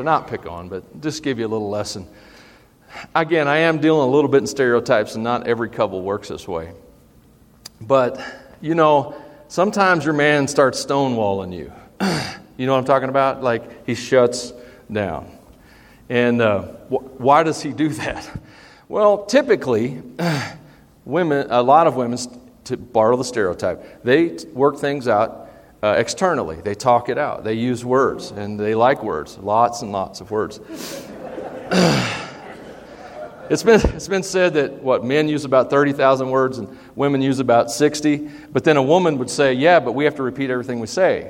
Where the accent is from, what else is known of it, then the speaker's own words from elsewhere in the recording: United States; we, as American Christians